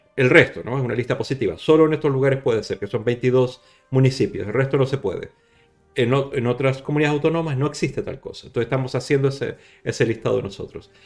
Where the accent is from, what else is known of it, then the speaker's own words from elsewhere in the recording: Chile; now in Barcelona, Spain; yo soy chileno